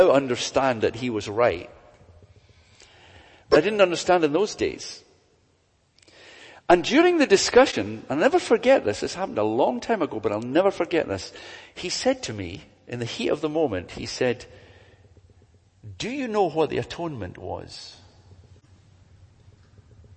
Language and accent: English; Glasgow, Scotland, United Kingdom; I was brought up in Glasgow.